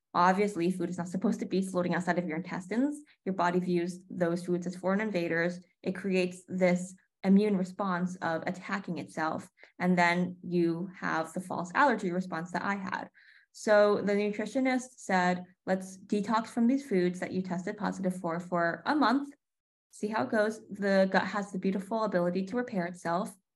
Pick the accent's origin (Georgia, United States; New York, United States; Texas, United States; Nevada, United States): New York, United States; also born or lived in Connecticut / Bay Area, California; now in Los Angeles, United States; I grew up in New York, then moved to Connecticut, and then the Bay Area.